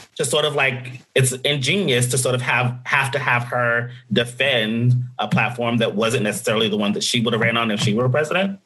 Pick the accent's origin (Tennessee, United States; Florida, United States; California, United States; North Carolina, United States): Tennessee, United States; Nashville; my hometown of Nashville